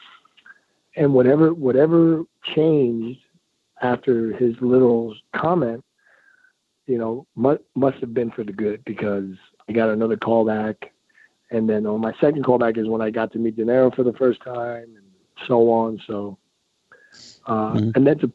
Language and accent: English; New York City, New York, United States; now in Colorado, United States; I grew up in Queens. I grew up in a middle-class neighborhood in Queens